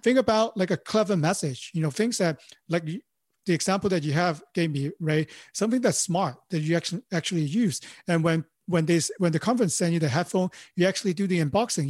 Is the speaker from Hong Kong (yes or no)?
yes; Hong Kong; English is a second language; moved away as an adult; now in Los Angeles, United States; I born and raised in Hong Kong, you know, I speak Cantonese and, and, uh, you know, Mandarin.